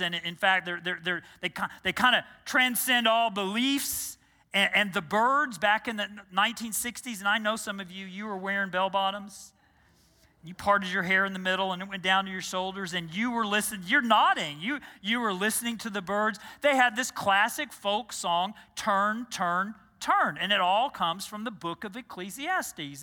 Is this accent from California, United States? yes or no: no; Texas, United States; moved away as an adult; also born or lived in New Jersey; I grew up in Texas